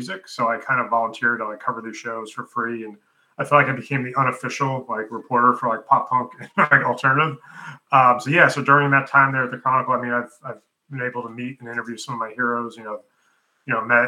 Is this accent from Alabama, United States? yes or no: no; New York, United States; also born or lived in Pennsylvania; now in Texas, United States; I grew up in New York, and then I live in Texas now